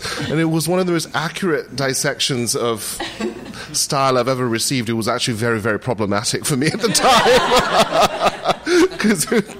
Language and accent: English; Indonesia; now in United States; my home country of Indonesia, which is where my parents and my whole family still live, does not look kindly on dual citizenship.